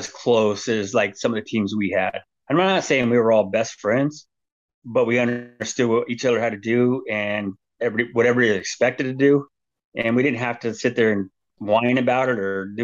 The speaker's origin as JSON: {"language": "English", "town": "San Diego", "region": "California", "country": "United States", "said": "I'm from San Diego, grew up a Padre Charger fan"}